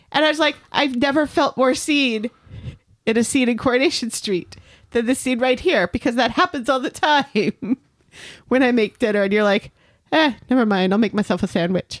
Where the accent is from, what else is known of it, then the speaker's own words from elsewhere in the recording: United States; I'm an American